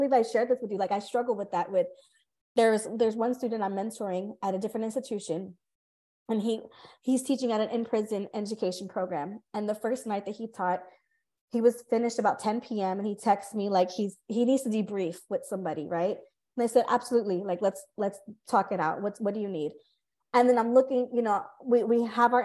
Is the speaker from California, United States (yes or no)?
yes; California, United States; moved away; I'm from California.